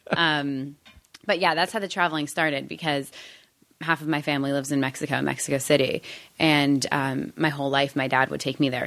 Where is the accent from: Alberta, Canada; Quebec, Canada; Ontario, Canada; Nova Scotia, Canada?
Ontario, Canada; Toronto; moved away as an adult; now in United States; I grew up in Canada